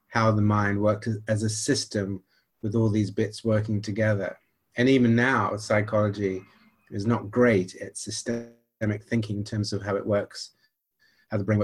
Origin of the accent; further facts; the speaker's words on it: Nigeria; accent: slight American twang; So actually, I grew up in Nigeria and went to an American missionary school for quite a while, which is where I got a slight twang to my accent because everybody asked me that.